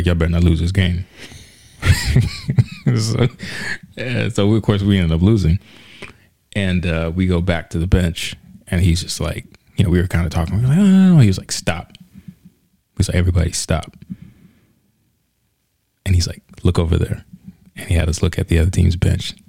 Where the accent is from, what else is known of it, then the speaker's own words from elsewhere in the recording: New York City, New York, United States; I'm from the Bronx.